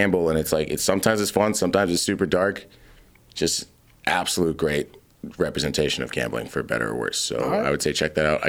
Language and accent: English; Boston, Massachusetts, United States; as an Irish kid growing up in Boston